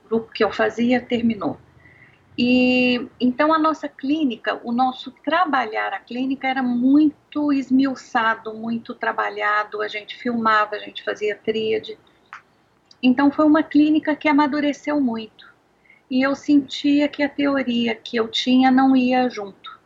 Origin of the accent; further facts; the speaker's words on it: Anápolis, Goiás, Brazil; eu sou uma goiana, nasci em Anápolis, numa cidade aqui perto de Brasília